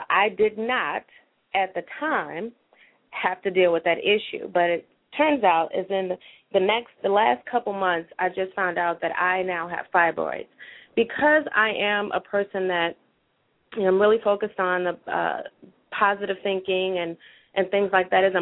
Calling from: Oak Park, Illinois, United States; I am calling from Oak Park, Illinois.

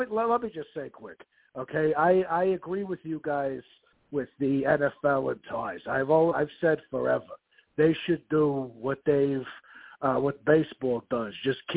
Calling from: Long Island, New York, United States; I'm calling from Long Island.

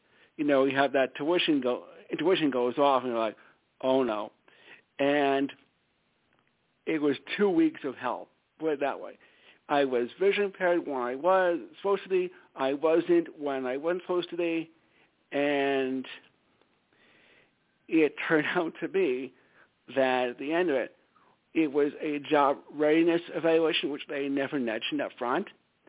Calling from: Stamford, Connecticut, United States; from Stamford, Connecticut.

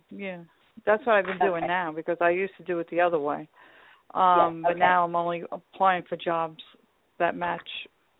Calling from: Long Island, New York, United States; I'm calling from Long Island.

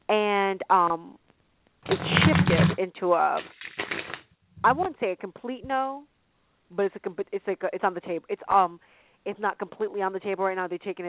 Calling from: California, United States; from California.

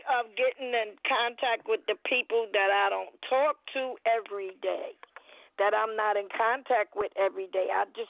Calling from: New York City, New York, United States; I'm calling from the Bronx, New York.

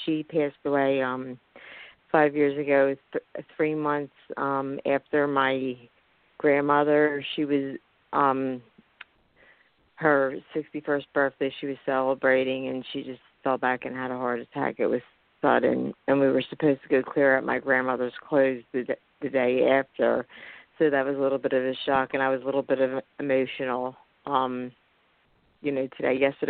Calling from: Philadelphia, Pennsylvania, United States; from Philadelphia, Pennsylvania.

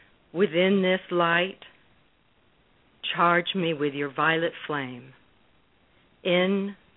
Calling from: Newport Beach, California, United States; I'm calling from Newport Beach, California.

